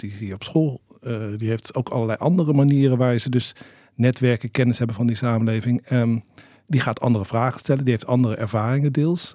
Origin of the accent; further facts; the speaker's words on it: Rijswijk, South Holland, Netherlands; now in Amsterdam, Netherlands; Toen ik opgroeide in Rijswijk